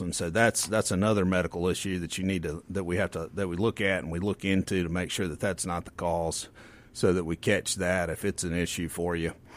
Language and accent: English; the Mississippi Delta, United States; I grew up in the Delta